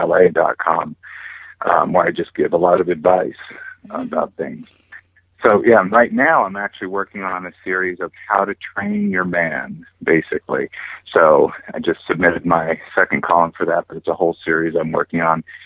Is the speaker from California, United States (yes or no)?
yes; California, United States; also born or lived in Hawaii; I was born in Hawaii. My family moved back over here to California, and I grew up here on the beach